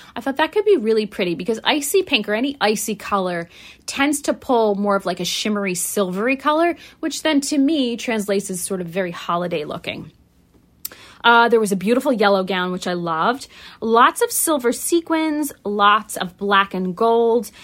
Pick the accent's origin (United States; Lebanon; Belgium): United States; tri-state area; I'm not a New Yorker, I didn't grow up there, but, um, you know, I live in the tri-state area and I grew, uh, basically grew up in the tri-state area.